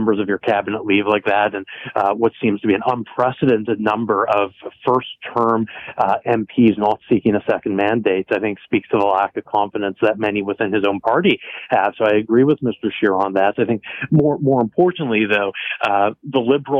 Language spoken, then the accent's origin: English; Canada; as a Canadian